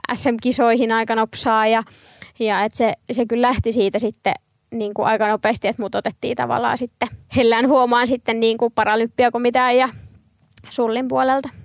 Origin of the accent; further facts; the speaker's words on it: Vampula, Satakunta, Finland; oon kasvanut Vampulassa, satakunnassa pienessä kylässä nykyään Huittisten kaupunkiin kuuluu